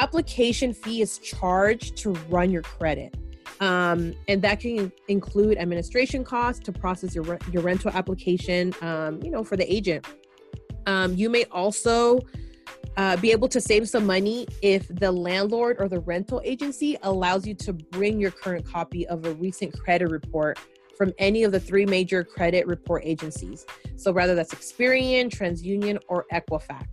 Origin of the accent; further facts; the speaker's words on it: San Francisco, California, United States; me growing up in San Francisco and being a Latina